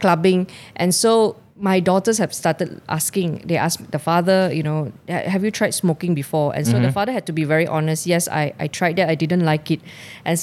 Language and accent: English; Subang Jaya, Selangor, Malaysia; my hometown, Subang Jaya.